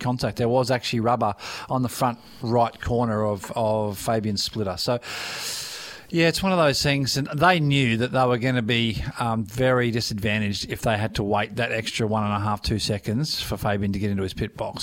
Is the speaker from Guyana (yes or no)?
no; Daisy Hill, Queensland, Australia; I'm not from Logan. I'm I'm on the hills. I'm Daisy Hill